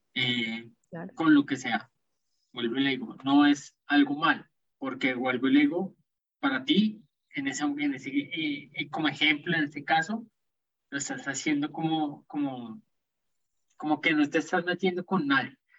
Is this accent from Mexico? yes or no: no; Colombia; crecimos, por más acá en Colombia